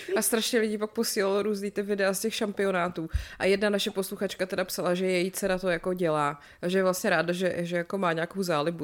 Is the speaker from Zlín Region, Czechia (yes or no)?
no; České Budějovice, South Bohemian Region, Czechia; jsem z Budějc, tak jsem tam vyrůstala